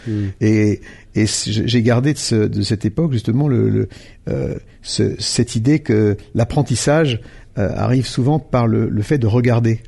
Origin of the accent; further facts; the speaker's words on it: Lyon, Auvergne-Rhône-Alpes, France; je viens de, donc de Lyon et de, mes, mes, mes parents et mes, les familles de mon père et de ma mère sont lyonnais et les deux.